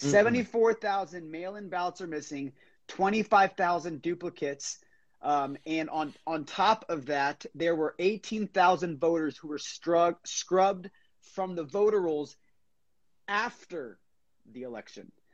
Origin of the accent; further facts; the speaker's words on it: Florida, United States; I'm from Florida